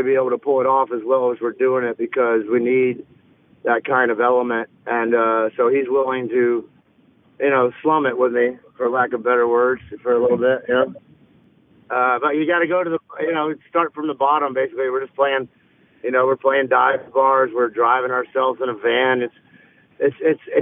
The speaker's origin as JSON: {"language": "English", "region": "Alabama", "country": "United States", "said": "I come from Alabama and I grew up on this kind of music"}